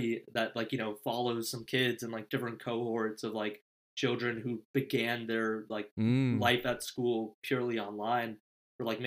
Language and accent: English; Danville, California, United States